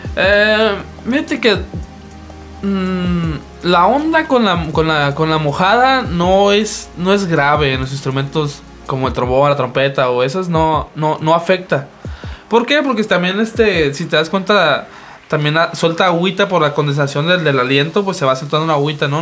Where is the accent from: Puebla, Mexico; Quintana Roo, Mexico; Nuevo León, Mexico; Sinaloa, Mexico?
Sinaloa, Mexico; nosotros somos de Sinaloa